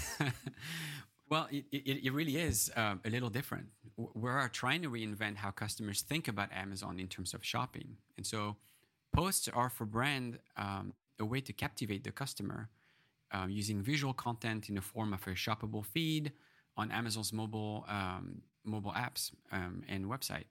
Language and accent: English; France; moved away; I grew up in France